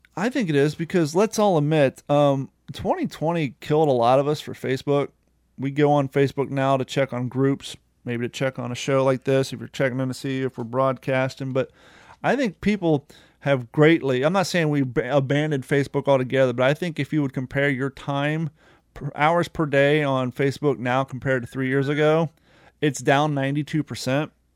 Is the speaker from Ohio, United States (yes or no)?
yes; Ohio, United States; now in Florida, United States; I grew up in Ohio, and I've been living in Florida for, like, eighteen years